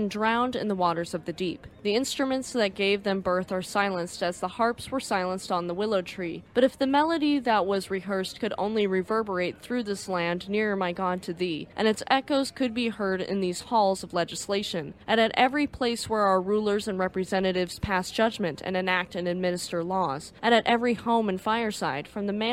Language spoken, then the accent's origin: English; United States; I'm American